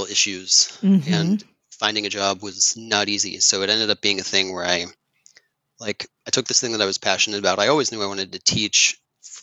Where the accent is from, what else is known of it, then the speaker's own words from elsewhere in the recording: Elizabethtown, Pennsylvania, United States; also born or lived in Philadelphia; I grew up in rural Lancaster County outside of a small town called Elizabethtown